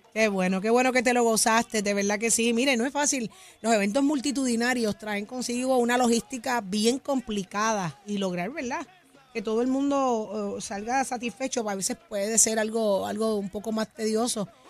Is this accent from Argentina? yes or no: no; Puerto Rico; como buenos puertorriqueños